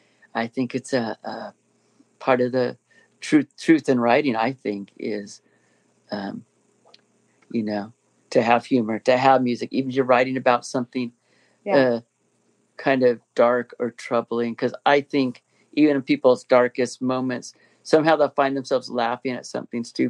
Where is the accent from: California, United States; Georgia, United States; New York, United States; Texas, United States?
California, United States; Inland Empire; us from the Inland Empire